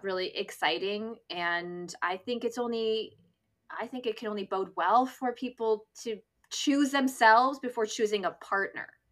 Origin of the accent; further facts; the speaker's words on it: near Toronto, Ontario, Canada; moved away as an adult; also born or lived in east coast of Canada; now in Vancouver, Canada; I was living in my hometown and, uh, um, near Toronto